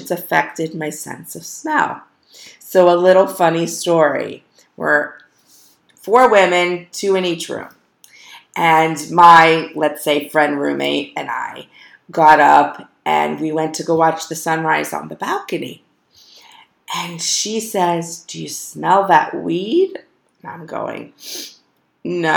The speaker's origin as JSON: {"language": "English", "region": "South Florida", "country": "United States", "tie": "born or raised there", "also_born_or_lived": "Parkland, Florida", "said": "I grew up in South Florida"}